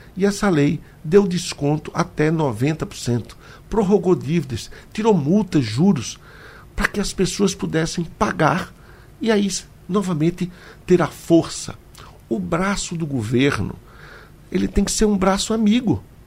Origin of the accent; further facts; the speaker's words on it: Petrolina, Pernambuco, Brazil; Eu vou falar de Petrolina, eu quero que Pernambuco toda me entenda, porque é a minha terra